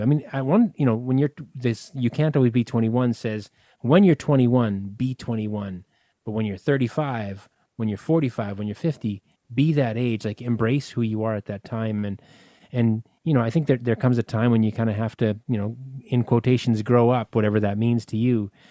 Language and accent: English; Winnipeg, Manitoba, Canada; a little place called Winnipeg, and that's where I'm from